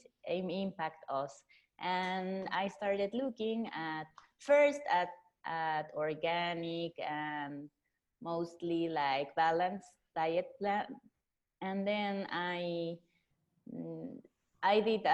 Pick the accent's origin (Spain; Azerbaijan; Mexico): Mexico; Mexico City; I'm 36 years old. I'm from Mexico City